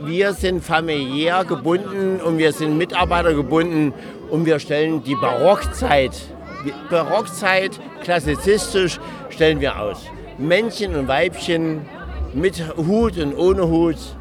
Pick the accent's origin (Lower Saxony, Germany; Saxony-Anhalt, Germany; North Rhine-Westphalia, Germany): Saxony-Anhalt, Germany; Bad Lauchstädt; ich komme aus Bad Laustedt und habe dort ein Restaurant und Hotel